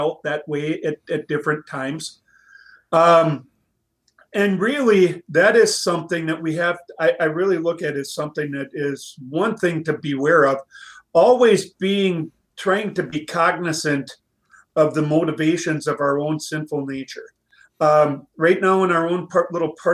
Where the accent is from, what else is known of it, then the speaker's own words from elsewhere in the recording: East Central Minnesota, United States; I grew up in East Central Minnesota, not far away from the Twin Cities on the west side